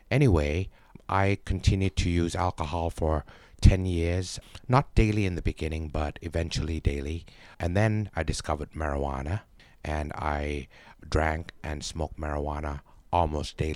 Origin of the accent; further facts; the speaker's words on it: Bangkok, Thailand; born there; I was born in Bangkok and I spent most of my life uh, out of Thailand. I've only been back here for about 12 years.